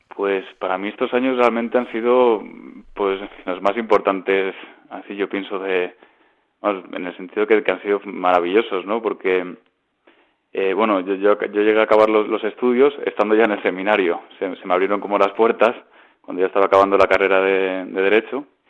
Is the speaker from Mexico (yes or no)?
no; Ibiza, Balearic Islands, Spain; moved away as an adult; now in Madrid, Spain; soy de Ibiza